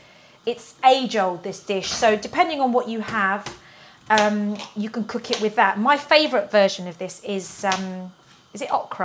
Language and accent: English; England, United Kingdom; I'm English. I was born here.